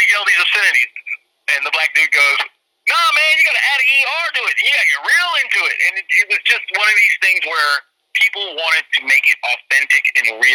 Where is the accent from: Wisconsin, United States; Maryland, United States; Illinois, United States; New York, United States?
Illinois, United States; Evanston; also born or lived in Chicago / Atlanta / Florida; I was born in Chicago, raised in Evanston